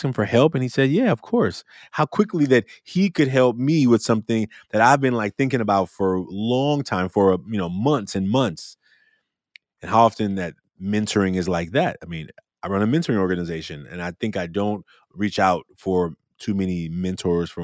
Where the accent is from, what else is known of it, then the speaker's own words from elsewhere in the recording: Oakland, California, United States; also born or lived in Little Rock, Arkansas; I'm from Oakland, California